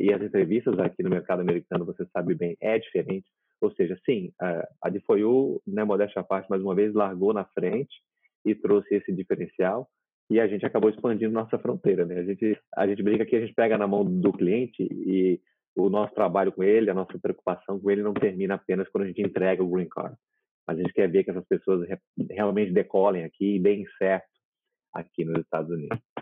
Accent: Brazil; now in Florida, United States; eu sou brasileiro

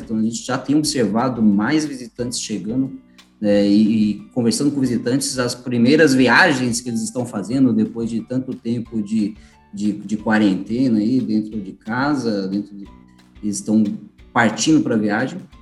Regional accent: São Paulo, Brazil; eu sou do estado de São Paulo

